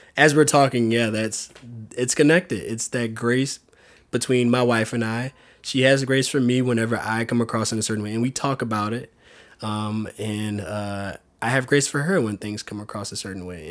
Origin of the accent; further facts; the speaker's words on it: South Louisiana, United States; moved away as an adult; now in San Diego, United States; Growing up in Louisiana with them, these two awesome role models as parents